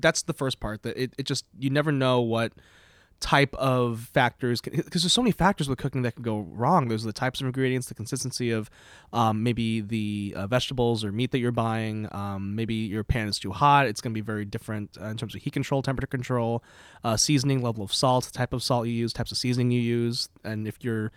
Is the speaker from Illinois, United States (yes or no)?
yes; Palatine, Illinois, United States; now in Burlington, Vermont, United States; I'm from Illinois originally, Palatine, Illinois